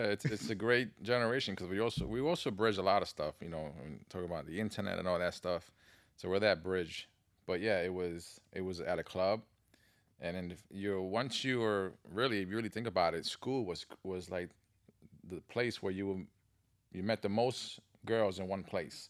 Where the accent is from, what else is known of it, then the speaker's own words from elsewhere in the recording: New York City, New York, United States; I grew up in the Bronx